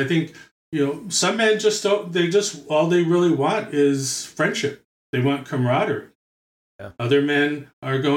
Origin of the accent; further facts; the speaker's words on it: New York City, New York, United States; moved away; I'm from born and raised in Brooklyn.